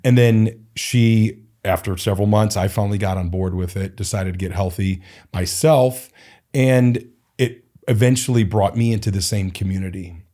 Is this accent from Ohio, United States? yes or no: yes; Cleveland, Ohio, United States; also born or lived in Portland, Oregon; now in Phoenix, United States; I was born and raised in Cleveland